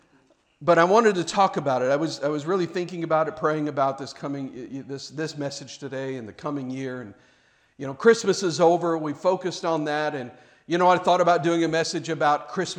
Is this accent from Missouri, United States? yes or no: yes; Kansas City, Missouri, United States; I grew up in Kansas City, Missouri